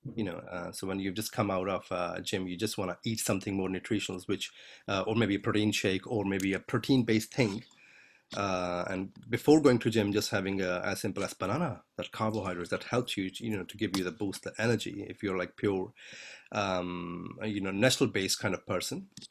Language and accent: English; India; I'm Indian